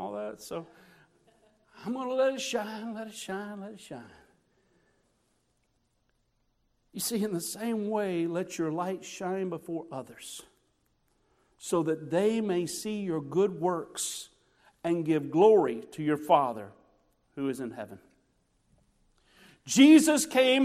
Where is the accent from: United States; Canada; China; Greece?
United States; Illinois; moved away; I grew up in Illinois when I was a kid